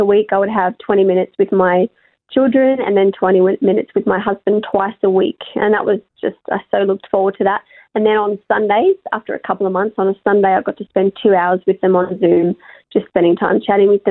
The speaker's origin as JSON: {"language": "English", "town": "Melbourne", "region": "Victoria", "country": "Australia", "said": "I'm from Melbourne, obviously I'm quite far away from my family"}